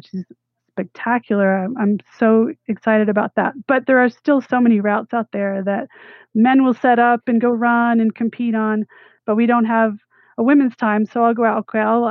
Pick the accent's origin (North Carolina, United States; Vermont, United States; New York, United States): Vermont, United States; I grew up in Vermont